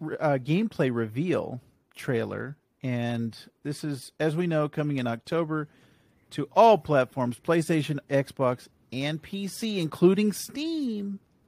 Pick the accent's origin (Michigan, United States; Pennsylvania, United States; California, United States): California, United States; when I was growing up in California